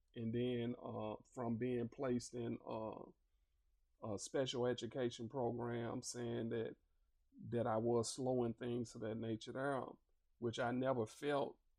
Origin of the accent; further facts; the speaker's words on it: Little Rock, Arkansas, United States; I'm originally from Little Rock, Arkansas. I grew up in uh, the Granite Mountain Housing Projects.